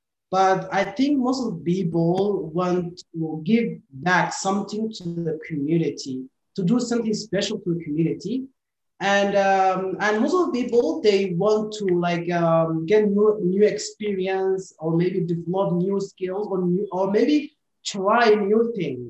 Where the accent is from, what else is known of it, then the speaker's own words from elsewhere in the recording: Somalia; now in Malaysia; I am from Somalia